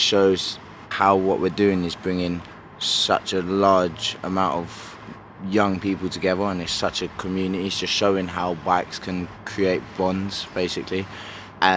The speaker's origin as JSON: {"language": "English", "region": "London", "country": "United Kingdom", "tie": "born or raised there", "said": "growing up in London"}